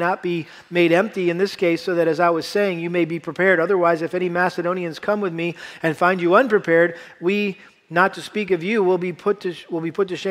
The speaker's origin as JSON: {"language": "English", "region": "Massachusetts", "country": "United States", "tie": "born or raised there", "said": "I had to do a lot of harvesting growing up in Massachusetts with our garden"}